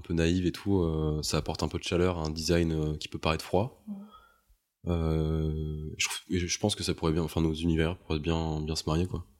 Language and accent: French; Montpellier, Occitania, France; moved away as an adult; now in Paris, France; Mais moi, je viens de Montpellier. Je suis parti de Montpellier pour aller à Paris